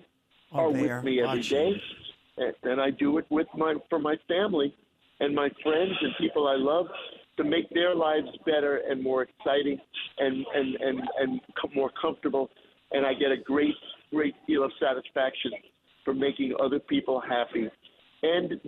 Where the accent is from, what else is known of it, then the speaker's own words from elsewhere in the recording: North Massapequa, New York, United States; I grew up in North Massapequa, the Plain Edge School District. And I got there when I was 7 years old, and I left when I was 17.